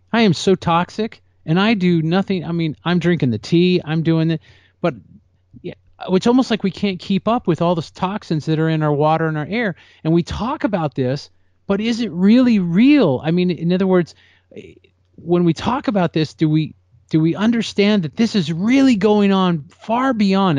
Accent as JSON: {"language": "English", "region": "California", "country": "United States", "tie": "born or raised there", "said": "that's my home state. I love California."}